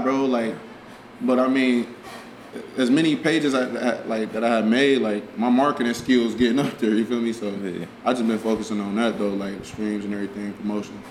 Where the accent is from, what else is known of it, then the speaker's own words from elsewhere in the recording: Cincinnati, Ohio, United States; we was born in Cincinnati.